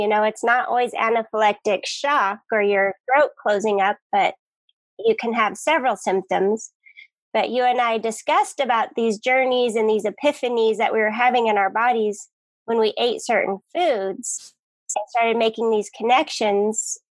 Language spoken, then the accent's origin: English; Colorado, United States; now in Hawaii, United States; I'm from Colorado